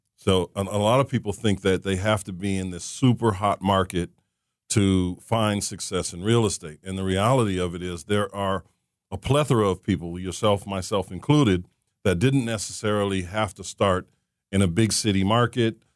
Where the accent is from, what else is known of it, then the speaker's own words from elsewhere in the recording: Saint Paul, Minnesota, United States; I was born and raised in Saint Paul, Minnesota